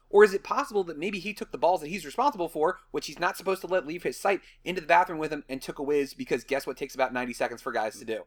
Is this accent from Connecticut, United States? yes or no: no; Washington, District of Columbia, United States; growing up in the Washington D.C. area